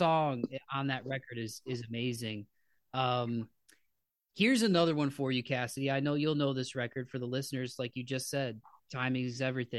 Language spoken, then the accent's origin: English; Toledo, Ohio, United States; we're from Toledo, Ohio, which is just south of Detroit, Michigan. Detroit's like our attic, right on the border of Ohio and Michigan.